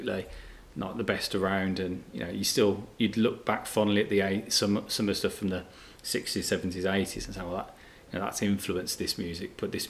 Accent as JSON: {"language": "English", "town": "Birmingham", "region": "West Midlands", "country": "United Kingdom", "tie": "born or raised there", "said": "growing up in the Midlands"}